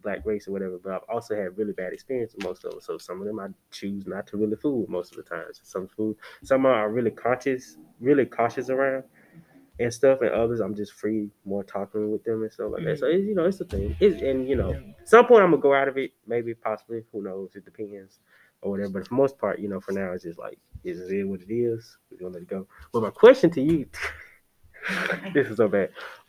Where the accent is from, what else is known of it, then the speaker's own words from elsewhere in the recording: Birmingham, Alabama, United States; It's the way I was raised in Birmingham